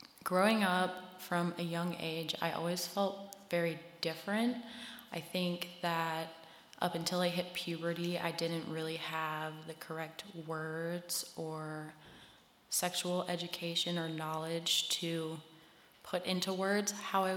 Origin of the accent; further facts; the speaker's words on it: Harrisonburg, Virginia, United States; I grew up in Harrisonburg. We moved here when I was like 8 or 9, I think.